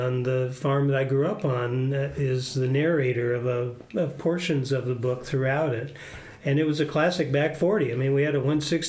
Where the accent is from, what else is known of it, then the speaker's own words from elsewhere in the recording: Lenox, Iowa, United States; Well, I grew up in Adams County. I went to high school in Lenox, Iowa, down in southwest Iowa.